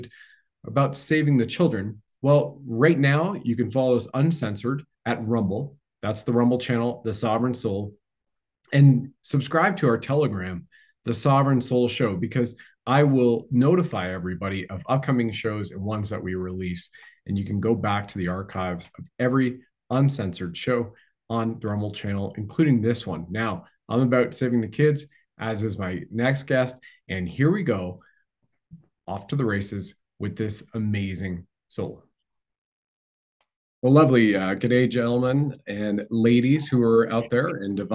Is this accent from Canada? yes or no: yes; Canada; I grew up in Canada, right? Was part of the Canadian Armed Forces